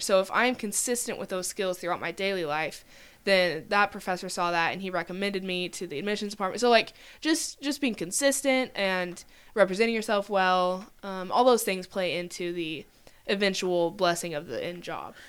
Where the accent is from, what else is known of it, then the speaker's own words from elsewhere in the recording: Oklahoma, United States; I'm from Oklahoma, I could say I have six siblings